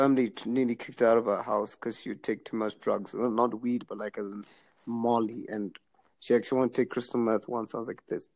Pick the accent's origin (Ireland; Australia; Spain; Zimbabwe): Zimbabwe; moved away as an adult; now in Canada; I grew up in Zimbabwe